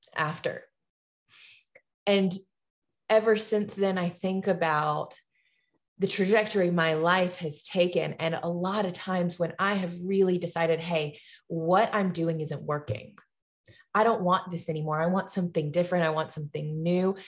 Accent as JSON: {"language": "English", "town": "Tuscaloosa", "region": "Alabama", "country": "United States", "tie": "born or raised there", "said": "my hometown in Tuscaloosa, Alabama"}